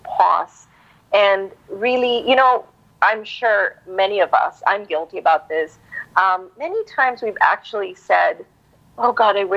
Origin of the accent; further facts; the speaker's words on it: Philippines; I was born brought up here and I'm Filipino by heart